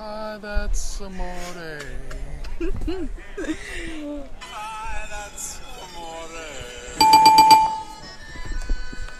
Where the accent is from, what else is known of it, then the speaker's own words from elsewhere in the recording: Verona, New Jersey, United States; in my hometown